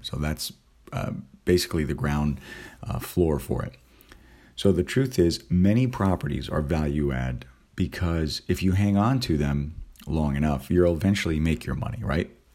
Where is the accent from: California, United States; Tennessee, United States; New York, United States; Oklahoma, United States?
California, United States; moved away; also born or lived in East Coast; on the East Coast, and I'm originally from California